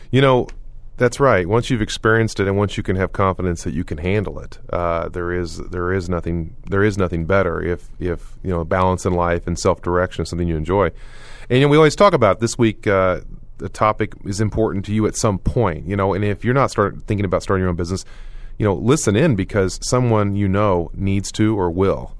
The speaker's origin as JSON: {"language": "English", "region": "Oklahoma", "country": "United States", "moved": "yes", "said": "when I moved away from Oklahoma, people didn't believe me, and I moved back to Oklahoma"}